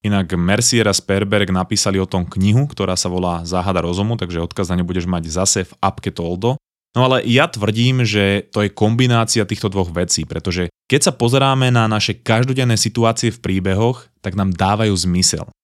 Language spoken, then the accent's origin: Slovak; Slovakia; moved away as an adult; now in Vancouver, Canada; som v skutočnosti zo Slovenska